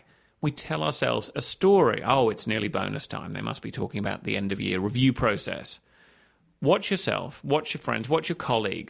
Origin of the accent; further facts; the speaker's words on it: Hong Kong; moved away as an adult; also born or lived in London, United Kingdom; I was born in London. My dad got a job in Hong Kong. We moved there when I was six. I went to school there, university in the UK, became a journalist, and so on.